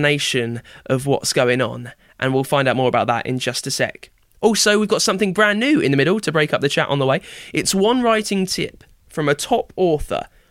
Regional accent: United Kingdom; the Britishness in me

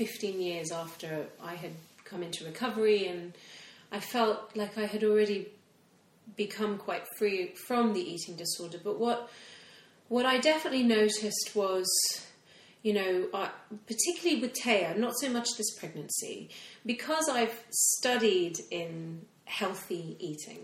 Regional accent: Hong Kong; moved away; I grew up in Hong Kong.

